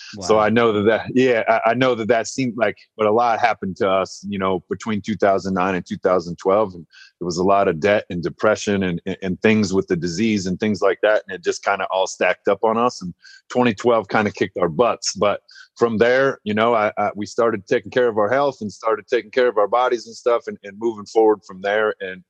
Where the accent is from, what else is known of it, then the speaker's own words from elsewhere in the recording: Nebraska, United States; also born or lived in Yankton, South Dakota; So I was born in Yankton, South Dakota in 1984. I'm 36 years old. I grew up most of my life in Nebraska, in a few different towns in Nebraska.